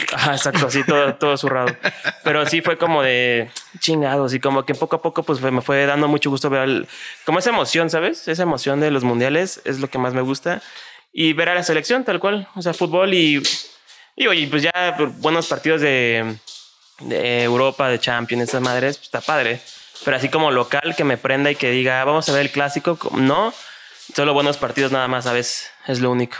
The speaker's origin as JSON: {"language": "Spanish", "region": "Mexico City", "country": "Mexico", "also_born_or_lived": "Xalapa, Veracruz", "said": "sí soy jarocho porque nací en Jalapa, en Veracruz, pero pues en realidad nunca vivía allá. Entonces más chilango que jarocho"}